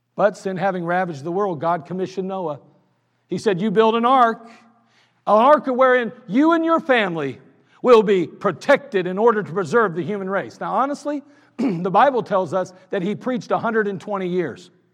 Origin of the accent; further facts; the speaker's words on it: United States; I'm an American.